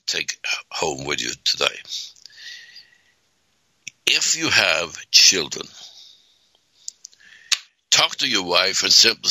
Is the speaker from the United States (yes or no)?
no; Sweden; moved away; I was born 1939 in Sweden, and we didn't have any toilets